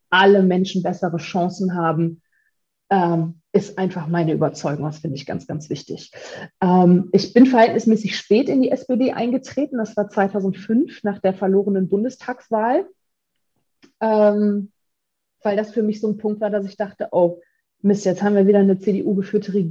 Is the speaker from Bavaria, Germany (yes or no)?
no; Velbert, North Rhine-Westphalia, Germany; in meiner Heimatstadt. Das ist äh, Felbert, das ist äh, so, eine, so eine kleinere Stadt direkt angrenzend an Essen.